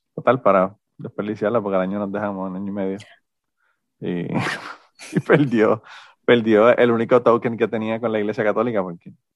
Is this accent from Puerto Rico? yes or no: yes; Puerto Rico; moved away; soy de Puerto Rico